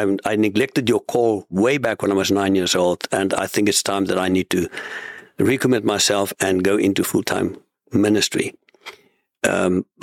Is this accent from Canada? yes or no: no; South Africa; moved away as an adult; now in United States; So born and bred in South Africa, fourth generation.